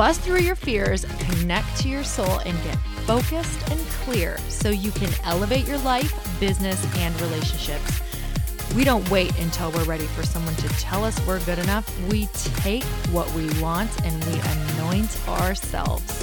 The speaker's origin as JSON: {"language": "English", "region": "Midwest", "country": "United States", "moved": "yes", "lives_now": "California, United States", "said": "I am from the Midwest"}